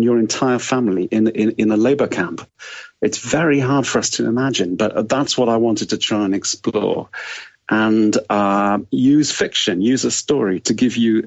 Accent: Wales, United Kingdom; I grew up in Wales.

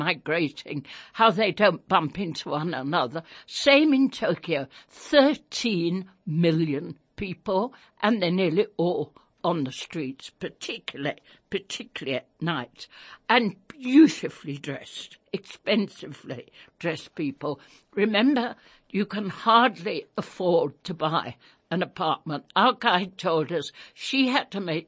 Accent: England, United Kingdom; now in South Africa; I was a child growing up in England during World War II.

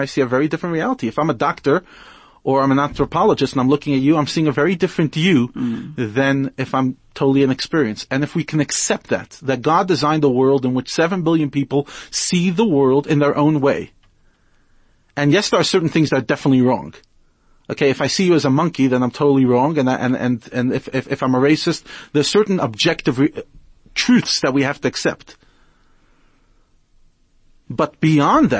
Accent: New York, United States; now in South Africa; I grew up in New York.

